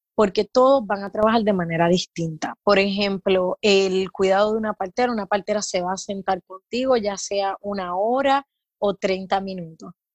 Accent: Puerto Rico; also born or lived in California / Florida / Mexico; now in Tampa, United States; soy de Puerto Rico

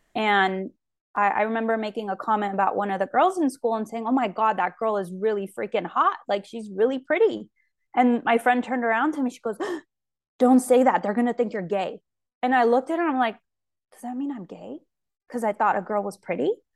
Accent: Fresno, California, United States; also born or lived in Yerevan, Armenia / Los Angeles, California; I grew up in Fresno California

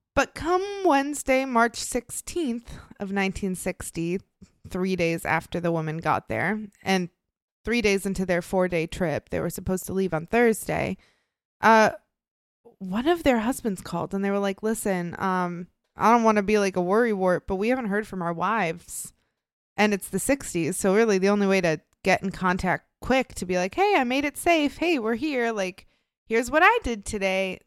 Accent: Illinois, United States; moved away; my home state of Illinois.

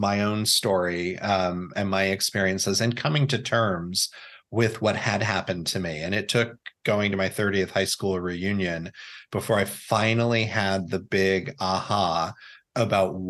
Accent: Indiana, United States; also born or lived in Florida / New York; growing up in Indiana.

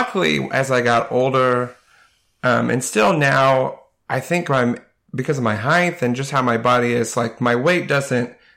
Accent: Canton, United States; I grew up in Canton. And so this has pretty much been my home except for college.

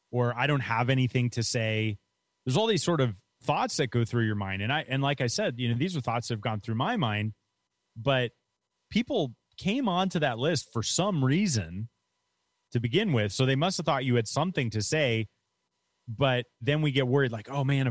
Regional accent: New York, United States; moved away as an adult; also born or lived in Florida; I grew up in New York and I went to Florida to go to college.

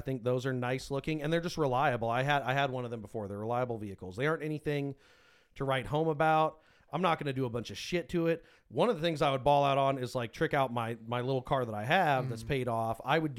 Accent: United States; Yeah, I'm American. I don't want to live anywhere else full time.

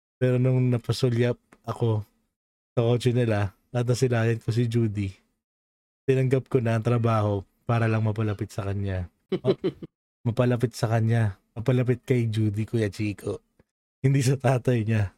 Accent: Philippines; also born or lived in Parañaque; now in United States; born and raised in Philippines tayo

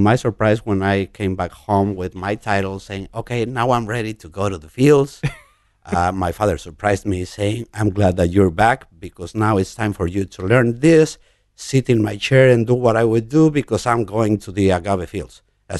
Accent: Mexico City, Mexico; born there; I was born in Mexico City.

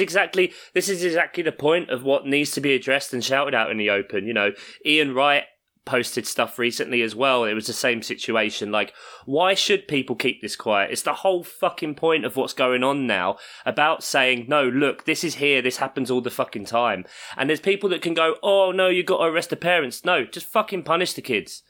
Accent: London, United Kingdom; I grew up in South London

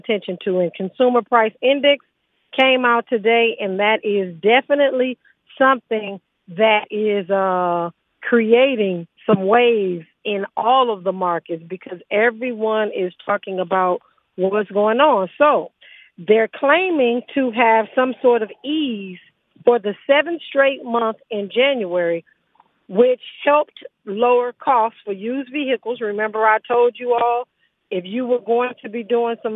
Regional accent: Los Angeles, California, United States; most of us that grew up in Los Angeles, we grew up on Taco Pete

